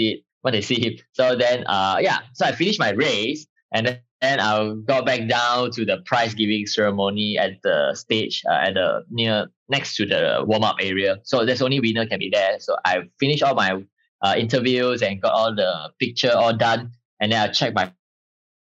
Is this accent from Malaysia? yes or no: yes; Malaysia; I'm from Malaysia.